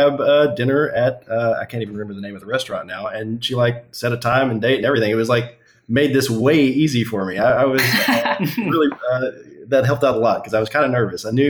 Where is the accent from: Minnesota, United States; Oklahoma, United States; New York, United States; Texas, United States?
Texas, United States; moved away as an adult; also born or lived in Dallas, Texas / Seattle, Washington; now in Durham, United States; Originally from the middle of nowhere, Texas. Lived just outside of Dallas for several years before taking a job in Seattle